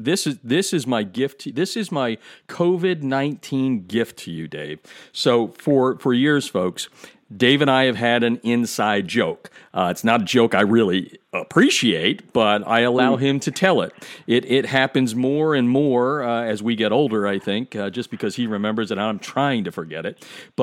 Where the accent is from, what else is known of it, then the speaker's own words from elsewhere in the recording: Lehigh Valley, Pennsylvania, United States; moved away; he is so well respected in my hometown. I mean, I keep in touch, as everyone knows, with the Lehigh Valley